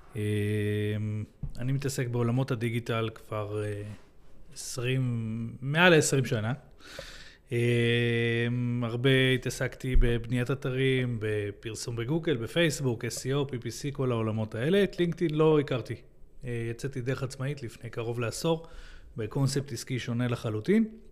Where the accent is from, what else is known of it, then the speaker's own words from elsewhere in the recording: Israel; אנחנו ישראלים, אנחנו מדברים, אה, אנגלית פה